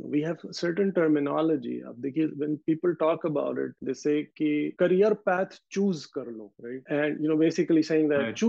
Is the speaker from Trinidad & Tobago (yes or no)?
no; Aligarh, Uttar Pradesh, India; now in Ottawa, Canada; I'm from India. I was born in Aligarh. Aligarh, historically is a place in North India which has been known for its education. It was very big in education in undivided India or British India.